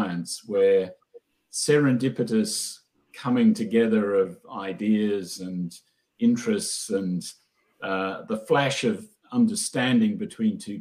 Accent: Queensland, Australia; moved away as an adult; also born or lived in London / Oxford; I'm a Queenslander

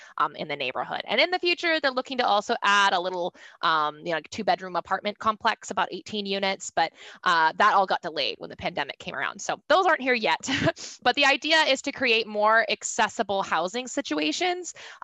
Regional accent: Tacoma, Washington, United States; I grew up in the Tacoma area in general

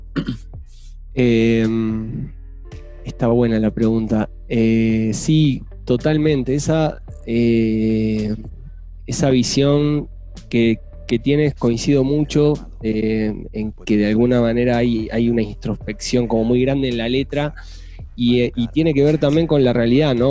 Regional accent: Uruguay; moved away as an adult; also born or lived in Santiago, Chile; now in Mexico; soy uruguayo, estuve... estuve viviendo los últimos siete años en Chile

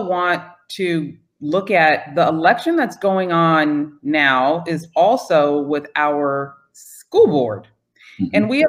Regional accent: Northern California, United States; moved away; I am from Northern California, where most cities work very well with their Chamber of Commerce.

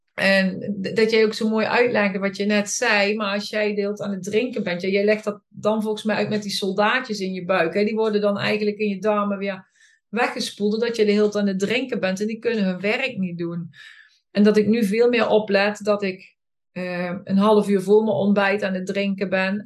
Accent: Boxmeer, North Brabant, Netherlands; ik kom uit Boksmeer en daar woon ik met mijn man

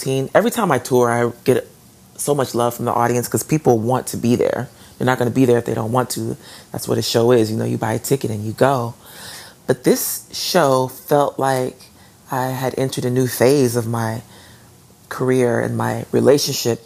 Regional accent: Atlanta, Georgia, United States; moved away; my hometown

